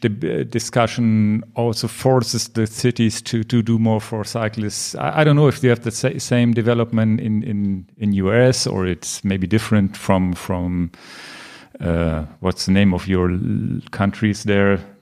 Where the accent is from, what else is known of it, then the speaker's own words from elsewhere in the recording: Hanover, Lower Saxony, Germany; English is a second language; here in my hometown hometown Hanover